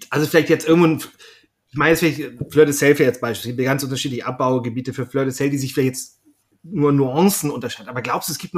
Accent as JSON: {"language": "German", "region": "Schleswig-Holstein", "country": "Germany", "said": "also ich komme selber aus Schleswig-Holstein und da gibt es ja auch verschiedene, ähm, mittlerweile auch Firmen, die Salz gewinnen"}